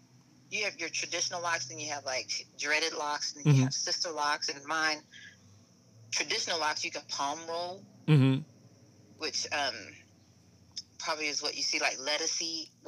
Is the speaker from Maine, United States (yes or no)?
no; rural Kentucky, United States; I was born and raised in Kentucky.